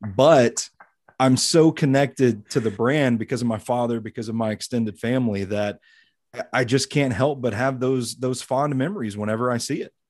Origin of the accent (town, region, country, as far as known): Tennessee, United States; born or raised there